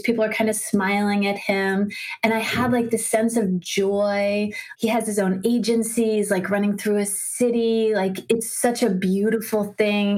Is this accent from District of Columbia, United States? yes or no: yes; Washington, District of Columbia, United States; I grew up in Washington, D.C.